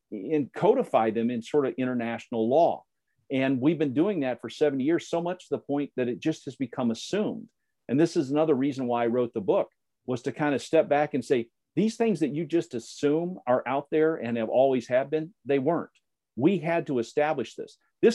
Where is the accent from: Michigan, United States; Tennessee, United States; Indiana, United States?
Indiana, United States; I'm a conservative from Indiana and grew up in a very conservative atmosphere